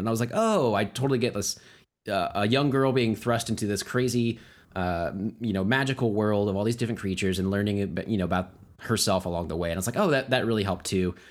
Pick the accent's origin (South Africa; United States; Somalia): United States